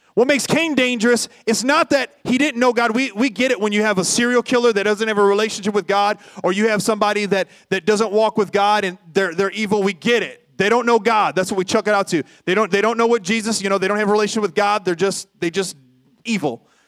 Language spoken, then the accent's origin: English; Toledo, Ohio, United States; I grew up in North Toledo